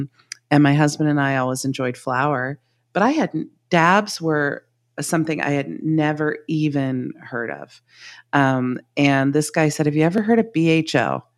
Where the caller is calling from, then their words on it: California, United States; I'm at home in Northern California, Trinity County. So we're way north, not quite the Oregon border, but getting there.